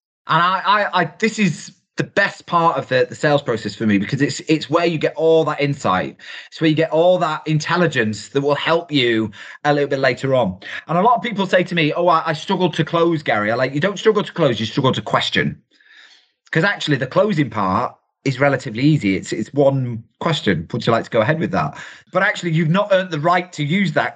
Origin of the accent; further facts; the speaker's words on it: United Kingdom; we're typically British